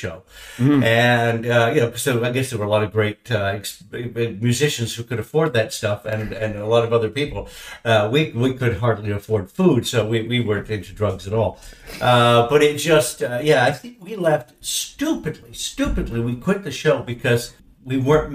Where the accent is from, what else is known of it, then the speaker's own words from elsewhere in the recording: Toronto, Ontario, Canada; also born or lived in Derbyshire, England; we grew up in Canada, watching The Tonight Show